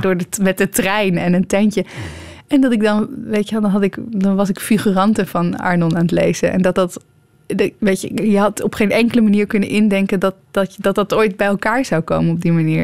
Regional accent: Netherlands; also born or lived in Almere; als Nederlanders

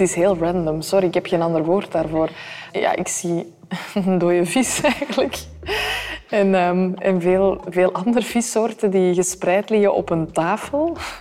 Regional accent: Antwerp, Flanders, Belgium; dat vind ik echt als Antwerpenaar

